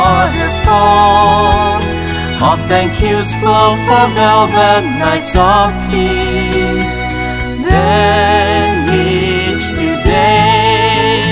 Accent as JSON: {"language": "English", "town": "Flushing", "region": "New York", "country": "United States", "said": "I'm from Flushing, New York."}